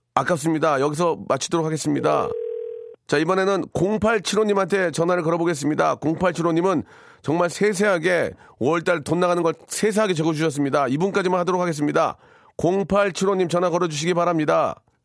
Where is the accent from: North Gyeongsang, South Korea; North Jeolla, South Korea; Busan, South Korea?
North Jeolla, South Korea; Gunsan; moved away; 전북 군산 제 고향인데요.